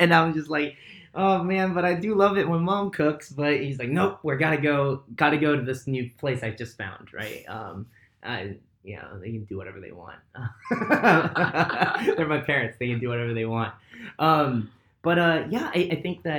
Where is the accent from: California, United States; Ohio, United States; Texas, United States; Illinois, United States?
California, United States; Southern; I grew up in SoCal and then just growing up here